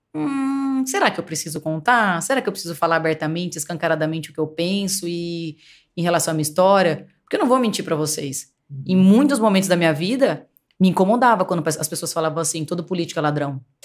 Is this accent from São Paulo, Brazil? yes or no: yes; Paulínia, São Paulo, Brazil; eu nasci aqui em Paulínia e minha família sempre foi de comerciante